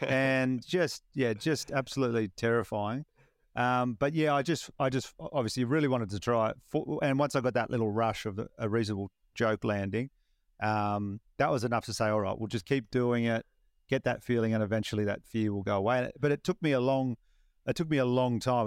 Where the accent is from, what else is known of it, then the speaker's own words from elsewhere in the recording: Batemans Bay, New South Wales, Australia; my hometown of Batemans Bay